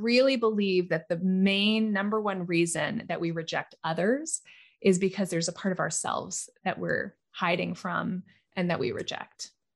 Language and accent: English; Hawaii, United States; When I was a kid growing up in Hawaii